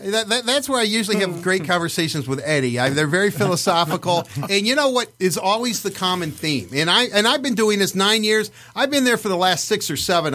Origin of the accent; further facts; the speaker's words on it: Livonia, Michigan, United States; where I grew up in Livonia